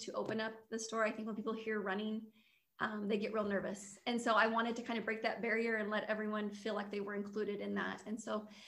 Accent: Lincoln, Nebraska, United States; I'm from Lincoln, married and have four girls

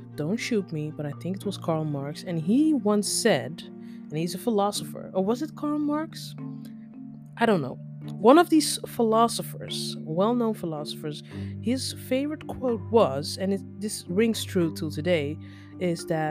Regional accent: Netherlands; accent: basic English mixed with US English; English is a second language; also born or lived in Nigeria; now that I've lived in the Netherlands all my life, you can practically call me Dutch.

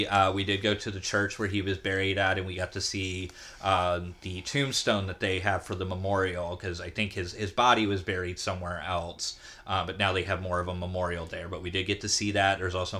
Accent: the South, United States; And I don't know if it's because we're from the South and we have the Southern charm to match it up again, but it was a different experience.

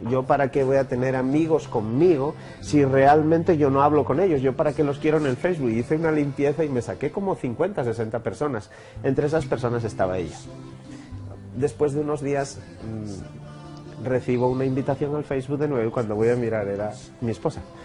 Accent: Oviedo, Asturias, Spain; moved away as an adult; also born or lived in Brazil; now in Colombia; Nací en Oviedo

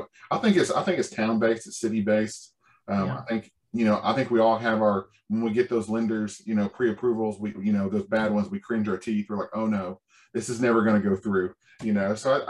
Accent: Indianapolis, Indiana, United States; now in Shreveport, United States; I'm originally from Indianapolis.

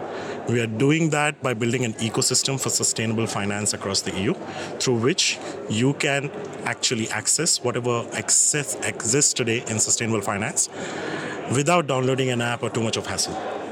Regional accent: Delhi, India; moved away as an adult; also born or lived in central India / Malaysia / Singapore; now in Berlin, Germany; born in India, born in central India, grew up in northern part of India, in Delhi mostly. Moved to Malaysia around 7 years back, and I've been in Southeast Asia since then. So me and my wife, we are in Singapore for the last 5 years

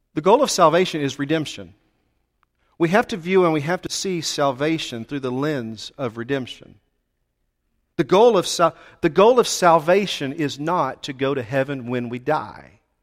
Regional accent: Texas, United States; we're from Texas and we're direct people

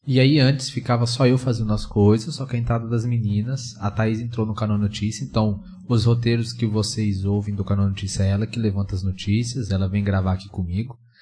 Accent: Goiás, Brazil; moved away as an adult; also born or lived in São Paulo; eu sou de Goiás

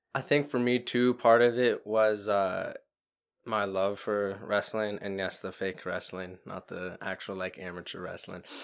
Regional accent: Florida, United States; we're from Florida

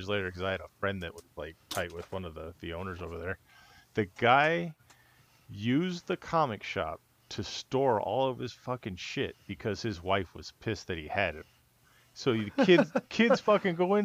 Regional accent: California, United States; moved away; when I was growing up in California

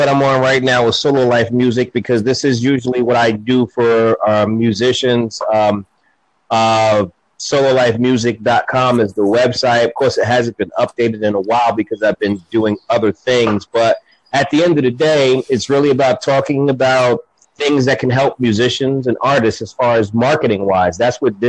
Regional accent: Jersey City, New Jersey, United States; now in North Carolina, United States; I'm in North Carolina now. I'm born and raised in Jersey City, New Jersey

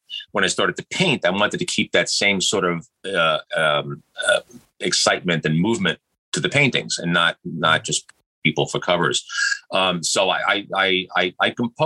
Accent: New York City, New York, United States; I was lucky enough to be born and raised in New York City

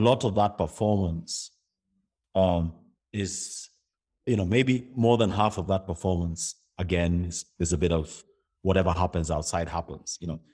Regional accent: Kenya; I moved from the Kenyan system to, uh, uh, the, the British, uh, school, schooling system

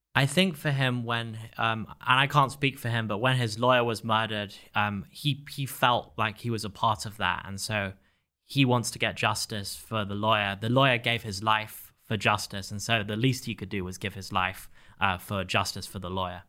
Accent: England, United Kingdom; moved away as an adult; also born or lived in Stanford, California; now in Miami, United States; I was a high school student in England

